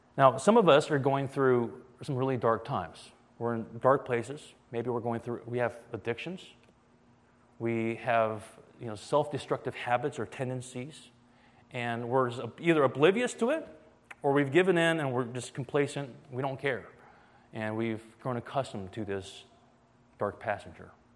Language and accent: English; Atlanta, Georgia, United States; moved away as an adult; now in Boston, United States; I'm actually from Atlanta, Georgia